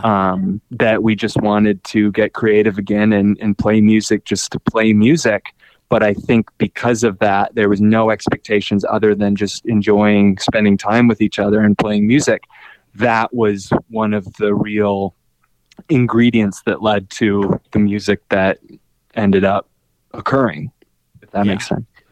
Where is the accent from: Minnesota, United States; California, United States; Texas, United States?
Minnesota, United States; Minneapolis; I'm from Minneapolis.